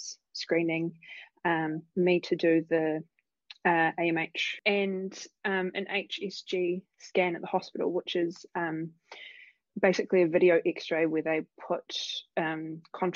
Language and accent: English; Christchurch, Canterbury, New Zealand; moved away as an adult; also born or lived in Canada / Tauranga; I'm from Christchurch originally